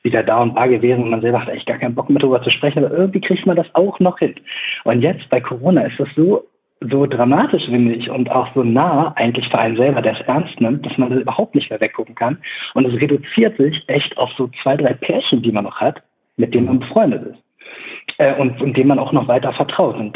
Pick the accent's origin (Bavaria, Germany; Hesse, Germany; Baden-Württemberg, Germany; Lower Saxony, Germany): Lower Saxony, Germany; Braunschweig; also sie kommt aus Braunschweig und ich komme auch aus Braunschweig.